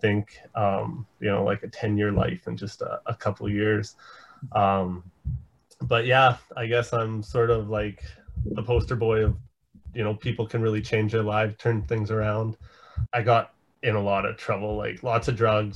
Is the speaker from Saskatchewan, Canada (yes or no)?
yes; Saskatoon, Saskatchewan, Canada; I'm from Saskatoon, Saskatchewan